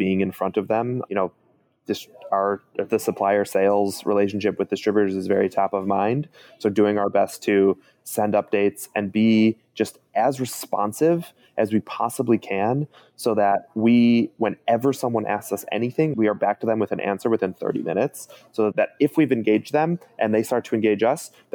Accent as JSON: {"language": "English", "town": "Chicago", "region": "Illinois", "country": "United States", "said": "I'm from Chicago."}